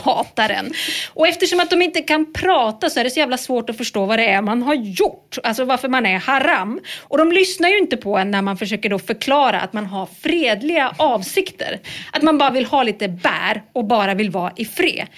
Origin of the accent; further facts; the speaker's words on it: Norrland, Sweden; det var djur lite överallt där jag växte upp